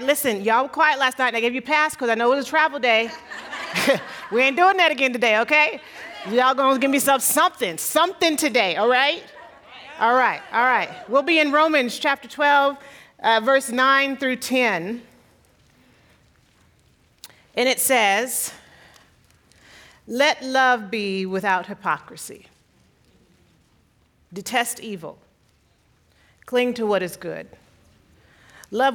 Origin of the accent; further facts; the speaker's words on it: San Diego, California, United States; moved away as an adult; now in Monrovia, United States; I grew up, born and raised in San Diego